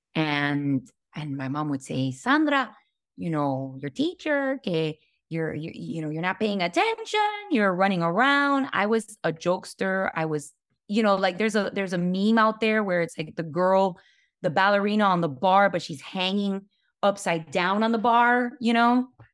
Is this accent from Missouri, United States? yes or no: no; Hialeah, Florida, United States; growing up in Hialeah, which is a very working class neighborhood.